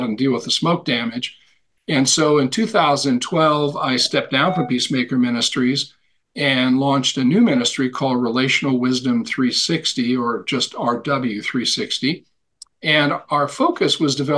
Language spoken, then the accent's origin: English; Montana, United States; Born and raised in Montana, sort of a cowboy macho culture